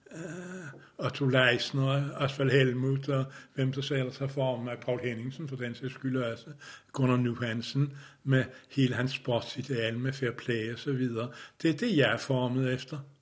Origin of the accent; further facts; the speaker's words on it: Denmark; Jeg er vokset op i Danmark